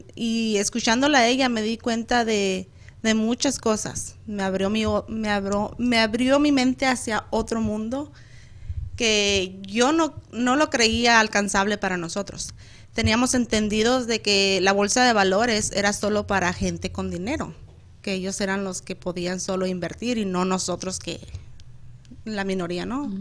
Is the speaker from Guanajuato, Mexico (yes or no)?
no; Chihuahua, Mexico; yo soy de Chihuahua